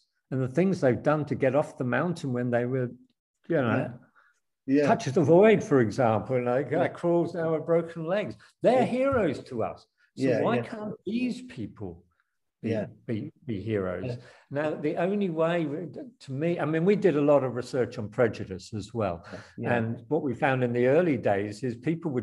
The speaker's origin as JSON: {"language": "English", "country": "Australia", "tie": "born or raised there", "moved": "yes", "said": "I was brought up in Australia and then came back 40 years later and met my old schoolmates"}